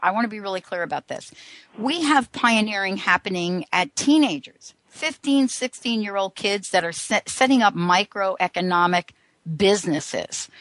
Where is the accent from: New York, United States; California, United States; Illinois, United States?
New York, United States; I grew up in New York